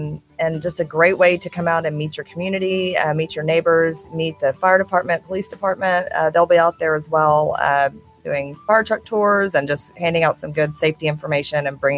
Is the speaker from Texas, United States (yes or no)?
yes; Clear Creek Village, Texas, United States; I grew up in Clear Creek Village.